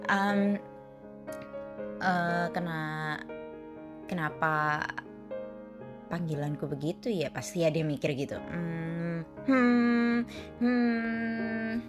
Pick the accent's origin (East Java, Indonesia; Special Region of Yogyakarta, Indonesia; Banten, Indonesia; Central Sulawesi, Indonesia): East Java, Indonesia; Surabaya; asal dari Surabaya.